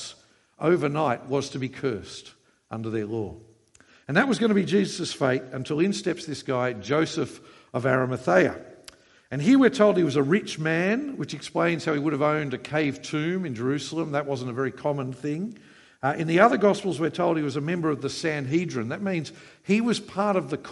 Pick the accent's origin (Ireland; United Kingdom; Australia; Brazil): Australia; Queensland; I come from Queensland.